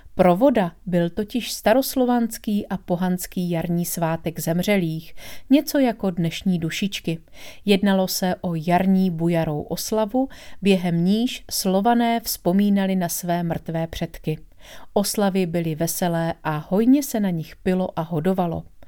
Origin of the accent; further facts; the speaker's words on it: Bystřice pod Hostýnem, Zlín Region, Czechia; blízko mého rodného města Bystřice pod Hostýnem